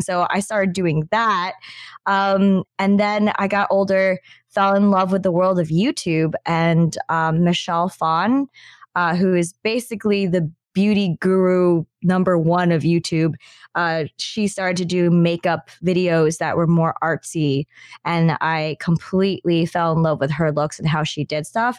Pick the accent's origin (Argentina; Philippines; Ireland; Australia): Philippines; now in Canada; I'm Filipino. Majority of my family was in the Philippines